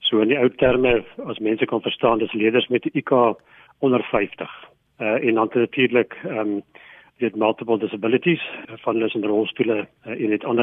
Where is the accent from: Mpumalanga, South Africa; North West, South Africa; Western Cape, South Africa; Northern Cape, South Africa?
Mpumalanga, South Africa; Nelspruit; So ek kom aanvanklik van Nelspruit af, daar in Mpumalanga.